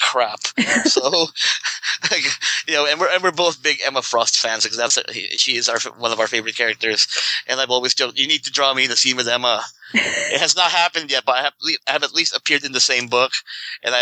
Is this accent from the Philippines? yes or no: yes; Philippines; moved away; I grew up in the Philippines